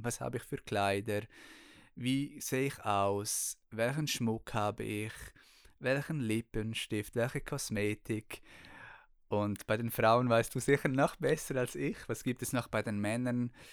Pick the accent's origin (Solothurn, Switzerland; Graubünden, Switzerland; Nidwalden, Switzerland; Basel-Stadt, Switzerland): Graubünden, Switzerland; Chur; ich bin ja in Kur aufgewachsen